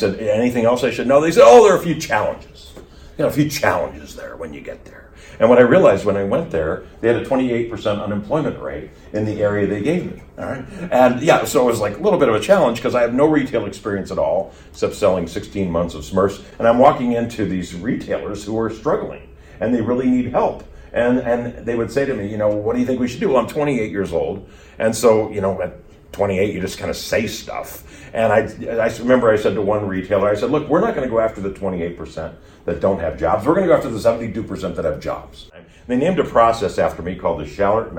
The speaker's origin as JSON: {"language": "English", "region": "Colorado", "country": "United States", "tie": "born or raised there", "also_born_or_lived": "Wisconsin / Huntington, West Virginia", "said": "I was born in Wisconsin and grew up in Colorado"}